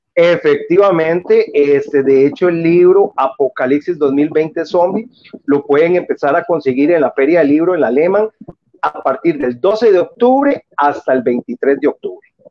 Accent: San José, Costa Rica; yo soy del lado de Pavas, por ejemplo, aquí en Pavas

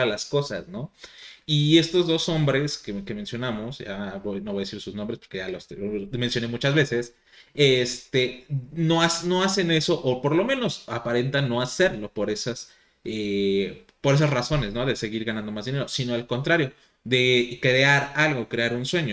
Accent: Mexico; nuestro alimento predilecto de los mexicanos

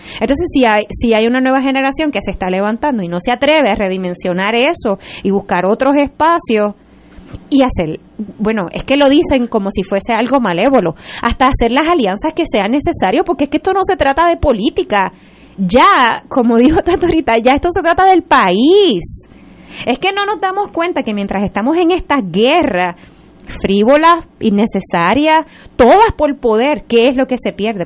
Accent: Puerto Rico; como puertorriqueños.

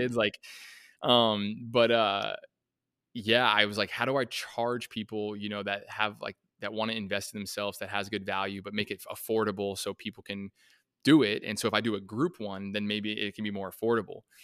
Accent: Colorado, United States; I grew up in Colorado

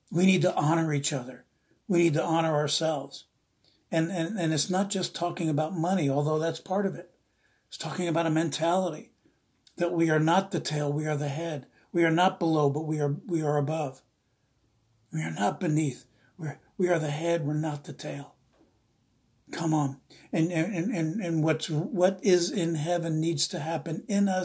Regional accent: East Coast, United States; now in Redding, United States; I'm from the East Coast, I'm Italian

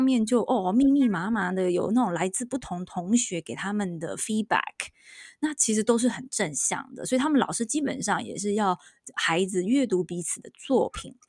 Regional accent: Taiwan; moved away as an adult; now in United States; 我当了这个十一年的妈妈，因为我老大刚满十一岁哦，我发现我在台湾长大

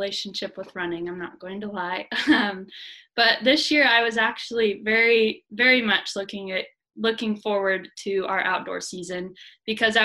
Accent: Southwest Missouri, United States; moved away as an adult; I was from Southwest Missouri, but so I live 4 hours away from here

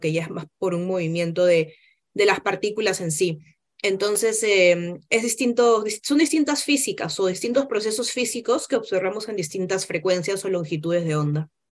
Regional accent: Peru; now in Chile; somos diversos, somos peruanos

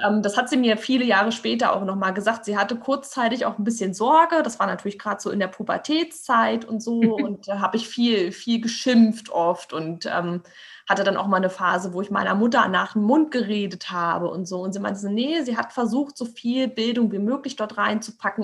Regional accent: Berlin, Germany; ich bin, bin Berliner Stadtkind

